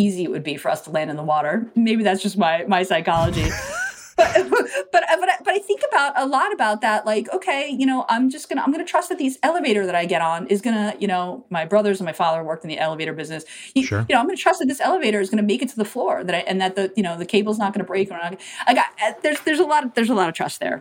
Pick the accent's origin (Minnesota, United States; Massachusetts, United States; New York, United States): New York, United States; New York City; I grew up in New York City. I took the local bus to high school